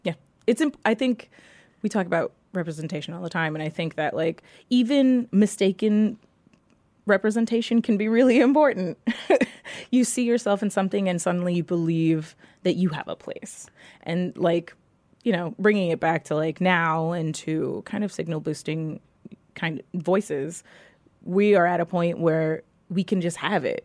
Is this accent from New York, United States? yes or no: yes; New York City, New York, United States; I grew up in New York City